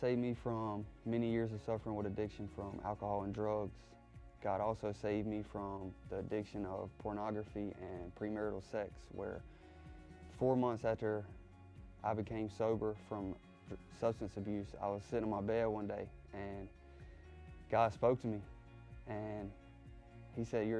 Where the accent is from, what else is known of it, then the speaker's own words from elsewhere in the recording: South Carolina, United States; moved away as an adult; now in Virginia, United States; I'm from South Carolina